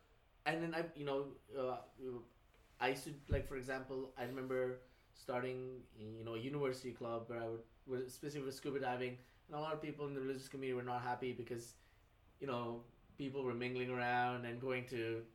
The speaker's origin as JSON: {"language": "English", "country": "Saudi Arabia", "tie": "born or raised there", "moved": "yes", "said": "I grew up in Saudi Arabia, and you know, like a conservative Muslim family"}